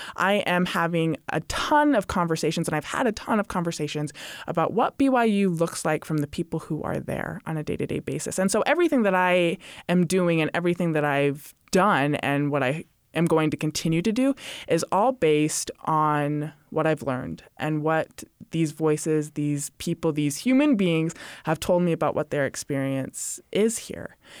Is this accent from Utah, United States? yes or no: yes; Utah, United States; also born or lived in Hawaii / Arizona / Indiana; So I am originally from Utah, was born in Utah. I've lived in a lot of different states, Hawaii, Arizona, Indiana. Would say I did most of my growing up in Utah